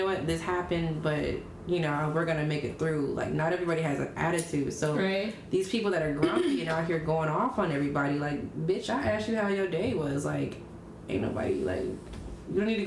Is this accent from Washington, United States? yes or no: yes; Seattle, Washington, United States; I'm from Seattle